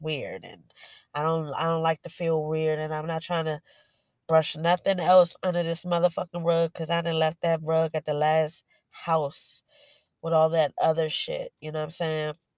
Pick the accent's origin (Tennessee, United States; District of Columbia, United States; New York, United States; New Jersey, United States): District of Columbia, United States; Washington; I was born and raised in Washington D.C.